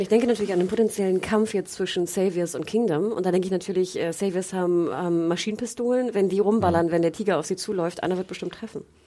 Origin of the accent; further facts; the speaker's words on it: the North, Northern Germany, Germany; ich komme irgendwie aus dem Norden